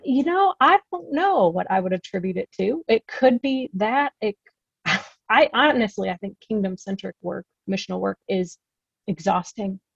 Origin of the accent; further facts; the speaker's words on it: Midwest, United States; moved away as an adult; now in California, United States; I come from the Midwest, grew up there, moved out to California when I decided to go to graduate school